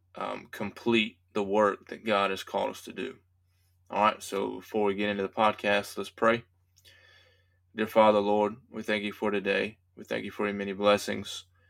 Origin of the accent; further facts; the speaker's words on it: United States; as American citizens